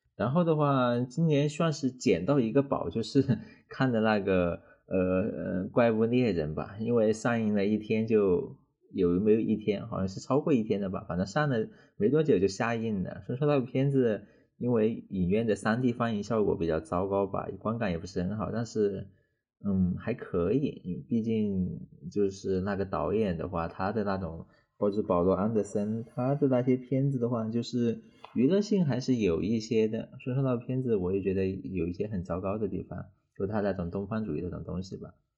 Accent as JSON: {"language": "Chinese", "country": "China", "said": "我们中国人"}